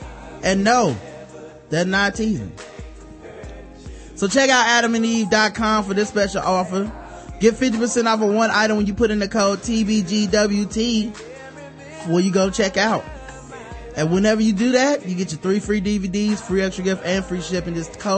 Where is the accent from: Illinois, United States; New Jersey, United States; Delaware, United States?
Illinois, United States; Chicago; I'm from Chicago, and when it gets cold like this, that indicator always comes on